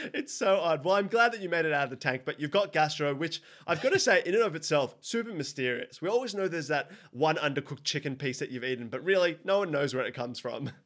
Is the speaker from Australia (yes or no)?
yes; Sydney, New South Wales, Australia; I'm from Sydney